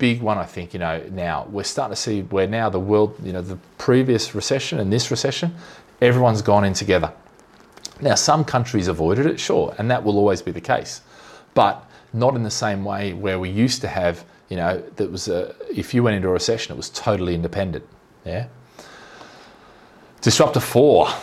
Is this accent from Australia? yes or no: yes; Australia; now in Singapore; I'm Aussie